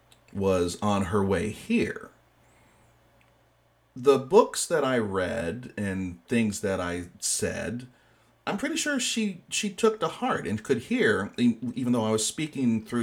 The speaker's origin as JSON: {"language": "English", "region": "West Michigan", "country": "United States", "said": "the \"Hi, I'm from West Michigan\" part of me"}